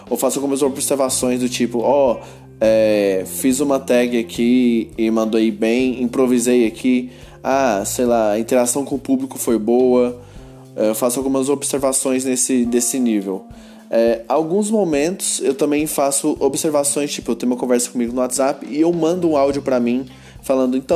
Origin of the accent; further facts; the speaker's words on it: Goiânia, Goiás, Brazil; eu sou de Goiânia e esse aqui é meu podcast.